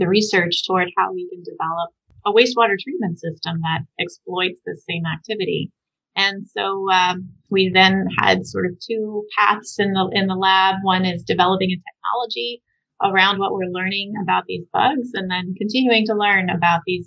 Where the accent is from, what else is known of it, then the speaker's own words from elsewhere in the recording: Southwest, United States; I grew up in the Southwest